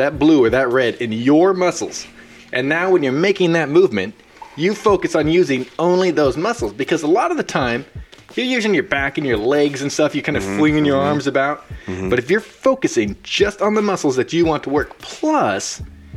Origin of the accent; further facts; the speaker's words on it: Central Valley, California, United States; I'm from the Central Valley of California